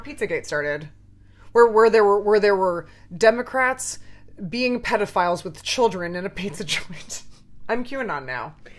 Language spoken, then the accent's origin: English; Canada; I'm Canadian.